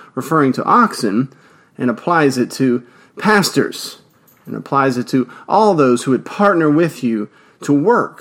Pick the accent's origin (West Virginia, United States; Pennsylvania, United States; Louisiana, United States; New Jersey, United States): Louisiana, United States; Louisiana, of course, my home state